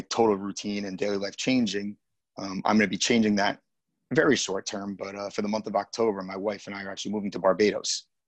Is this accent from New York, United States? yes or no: yes; Dix Hills, New York, United States; also born or lived in Queens, New York / Massapequa Park, New York / New Orleans / Hoboken, New Jersey; most of my life I spent in a town called Dix Hills. That's where I went to most of my uh, grade school life